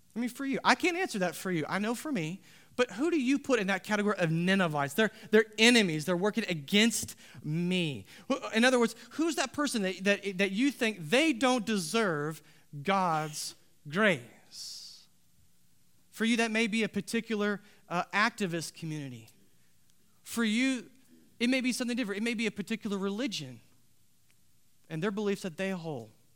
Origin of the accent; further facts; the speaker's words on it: United States; Our country, you see, was founded on protesting authorities.